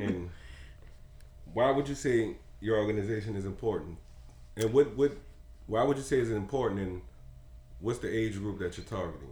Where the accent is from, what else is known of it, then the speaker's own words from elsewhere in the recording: New Orleans, Louisiana, United States; I came from New Orleans East